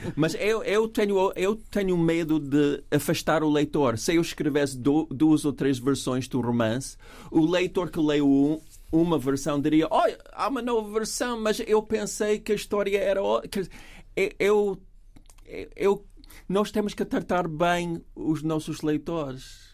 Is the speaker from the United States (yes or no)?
yes; United States